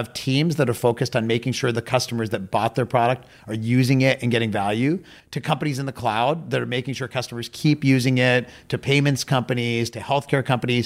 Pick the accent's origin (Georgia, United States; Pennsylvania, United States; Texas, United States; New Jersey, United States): Pennsylvania, United States; Pittsburgh; I grew up in Pittsburgh, Pennsylvania in the U.S.